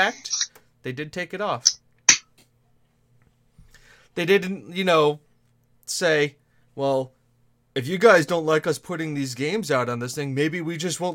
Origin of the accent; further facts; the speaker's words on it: United States; I am an American.